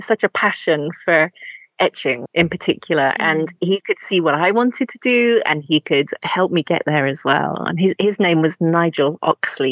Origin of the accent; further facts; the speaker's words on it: the Midlands, England, United Kingdom; moved away as an adult; I grew up in the Midlands in England